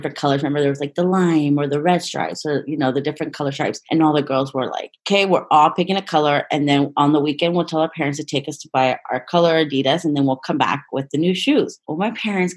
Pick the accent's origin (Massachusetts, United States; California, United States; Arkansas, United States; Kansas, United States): California, United States; Sonoma; I grew up here in Sonoma Valley, born and raised, and it's a beautiful town.